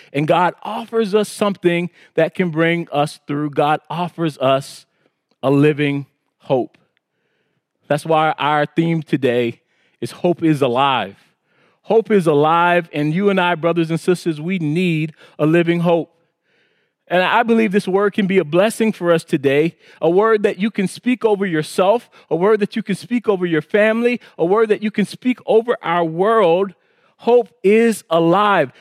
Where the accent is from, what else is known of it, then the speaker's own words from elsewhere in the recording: South Carolina Low Country, United States; moved away; I was raised in South Carolina in the Low Country